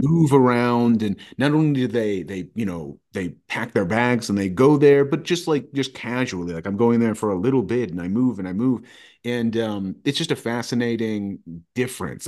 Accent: Roanoke, Virginia, United States; also born or lived in Radford, Virginia; I grew up here in Roanoke, Virginia.

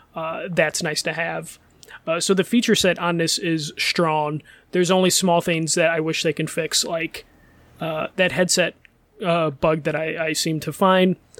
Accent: Chicago, Illinois, United States; I'm Chicago

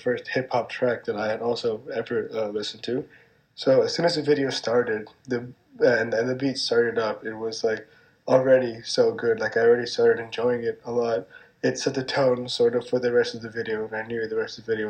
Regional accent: New York City, New York, United States; I'm from Manhattan. I was born and raised here, but my parents were not.

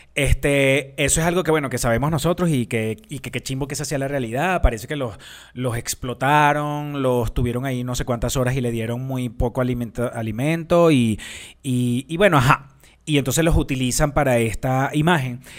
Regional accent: Venezuela; yo soy venezolana

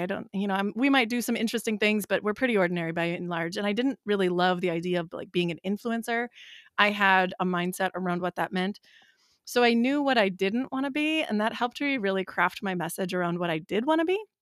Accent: Wisconsin, United States; We're from Wisconsin

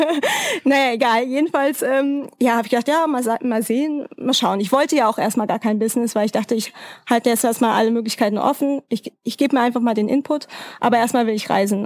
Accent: Frankfurt, Hesse, Germany; moved away as an adult; also born or lived in Freiburg; Ich komme aus Frankfurt, also damals habe ich in Freiburg gewohnt

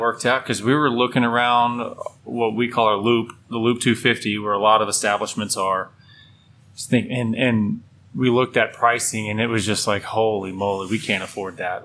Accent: Midland, Texas, United States; We're all from Midland

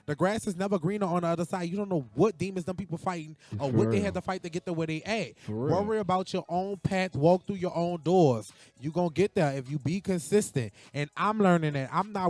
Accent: New Orleans, Louisiana, United States; I'm a rapper from New Orleans, and I'm just on rum and bass.

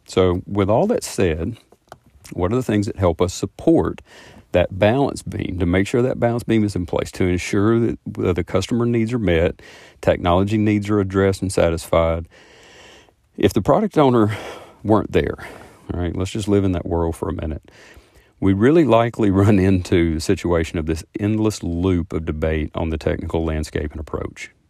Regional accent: the South, United States; I am from the South and I talk kinda slow

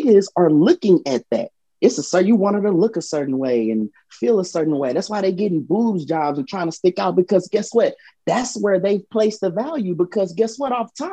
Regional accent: Houston, Texas, United States; I'm from South Park

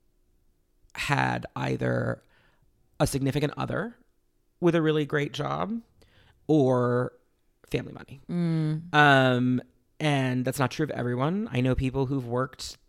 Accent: New York City, New York, United States; I was born in New York City

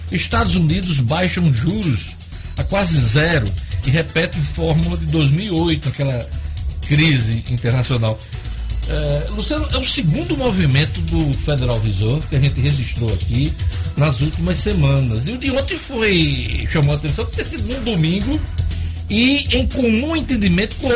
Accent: Greece; Meu pai era grego. Eu sou grego

